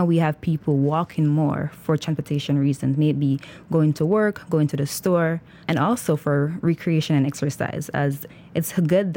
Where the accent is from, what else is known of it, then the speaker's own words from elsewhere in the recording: Jamaica; now in Philadelphia, United States; I am originally from Jamaica